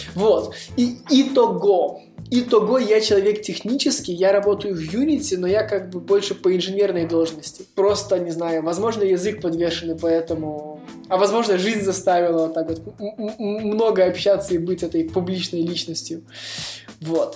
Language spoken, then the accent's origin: Russian; Vilnius, Vilnius County, Lithuania; Я сам из Вильнюса, я живу в Вильнюсе, и здесь зимой холодно